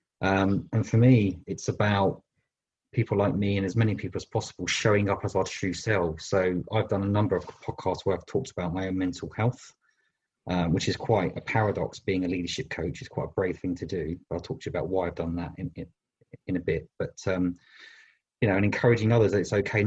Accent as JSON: {"language": "English", "region": "London", "country": "United Kingdom", "tie": "born or raised there", "moved": "as an adult", "lives_now": "Bristol, United Kingdom", "said": "I was born in London, but I moved to Bristol 20 years ago"}